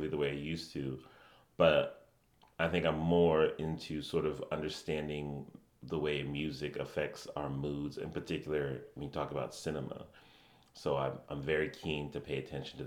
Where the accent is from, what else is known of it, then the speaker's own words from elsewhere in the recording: Connecticut, United States; I did grow up in Connecticut. Yeah, I grew up here in Connecticut.